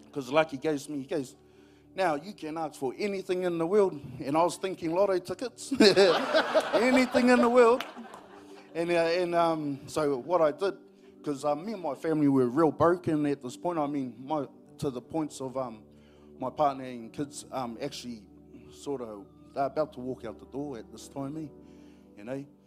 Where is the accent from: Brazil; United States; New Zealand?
New Zealand; I'm from Pairo, LNP country